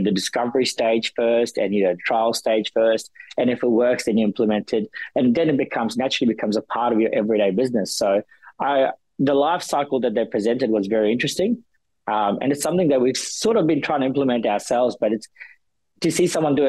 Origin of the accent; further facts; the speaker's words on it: New Zealand; moved away; I'm a Kiwi at heart